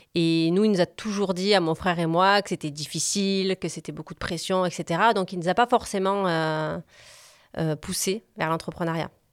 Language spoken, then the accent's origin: French; Montpellier, Occitania, France; also born or lived in Corsica; je suis née à Montpellier. Je suis une vraie